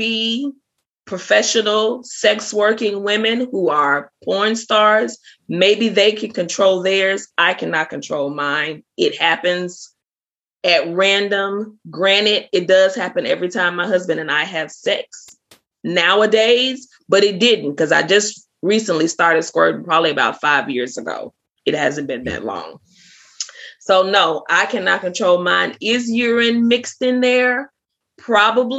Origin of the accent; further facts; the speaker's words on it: the South, United States; also born or lived in Biloxi, Mississippi; I'm from the South